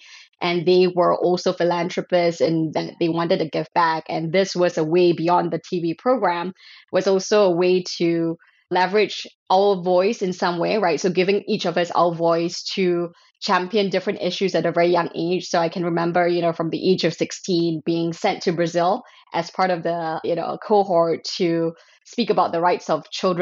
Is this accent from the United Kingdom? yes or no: no; Malaysia; I grew up in Malaysia.